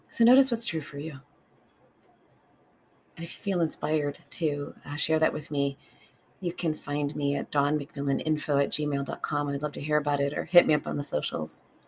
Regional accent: United States; I live in America, and I'm an American, and I grew up in that culture

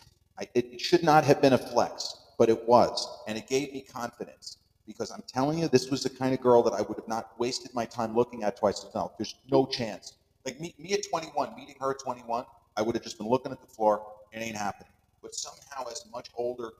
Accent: Long Island, New York, United States; accent: Long Island; my Long Island accent, which sometimes doesn't come across as strong as others

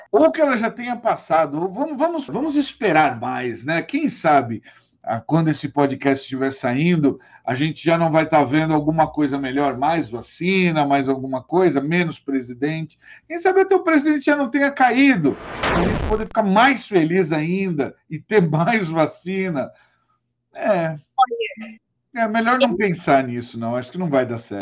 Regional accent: São Paulo, Brazil; now in Araraquara, Brazil; nascido em São Paulo

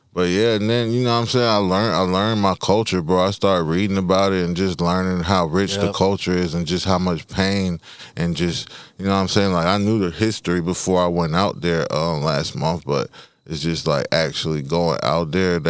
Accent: Charlotte, North Carolina, United States; also born or lived in Congo; growing up in Charlotte, in America

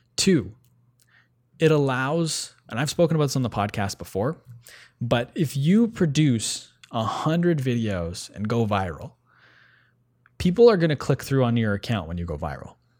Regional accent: Ottawa, Ontario, Canada; we're both from Ottawa originally

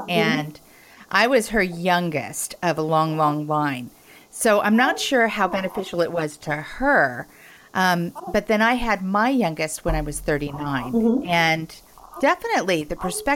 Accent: Portland, Oregon, United States; my hometown, Portland, Oregon.

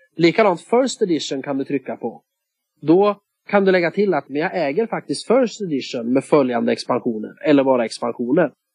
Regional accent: Sweden; jag är ju svensk

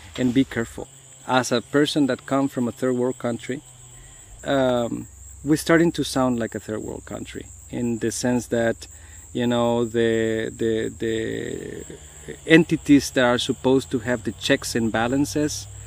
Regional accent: Guatemala; now in United States; I come from Guatemala, and I have seen other places.

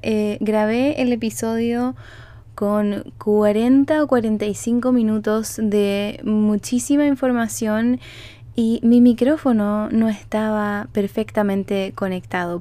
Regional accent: Chile; now in Canada; yo vivo en Canadá, soy chilena, pero vivo en Canadá

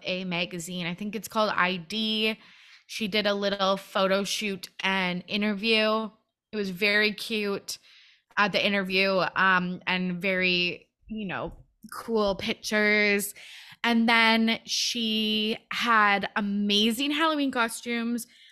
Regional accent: Canada; I'm from Canada

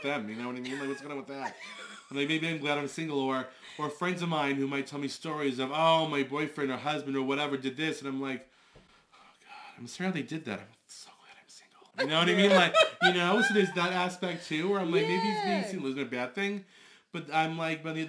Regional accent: Long Island, New York, United States; I'm 34. I'm from Long Island.

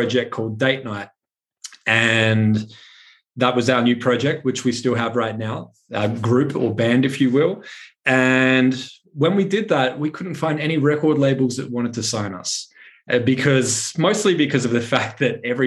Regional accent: Adelaide, South Australia, Australia; moved away as an adult; also born or lived in Brisbane; I started playing local venues in my hometown in Adelaide, South Australia

